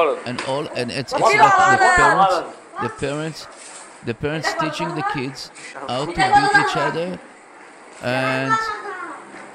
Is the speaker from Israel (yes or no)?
yes; Israel; now in United States; I'm as Israeli American